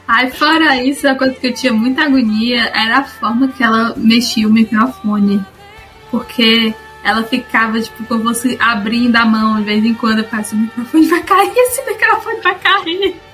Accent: Ceará, Brazil; born or raised there

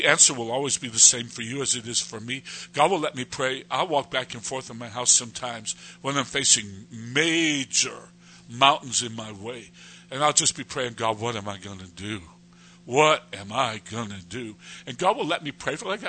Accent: United States; moved away as an adult; now in Jordan; I'm an American, and they probably won't give me a visa here in Turkey

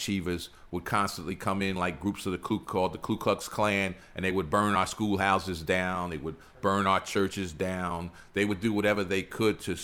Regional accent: New Jersey, United States; moved away as an adult; now in Georgia, United States; I was born in New Jersey, and my mother was born in New Jersey

